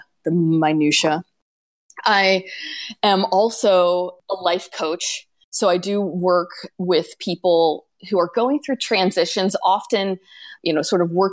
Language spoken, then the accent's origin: English; Pennsylvania, United States; moved away as an adult; also born or lived in New York City / Florida; now in Tokyo, Japan; I grew up in Pennsylvania and went to university in New York City and moved down to Florida to work at a newspaper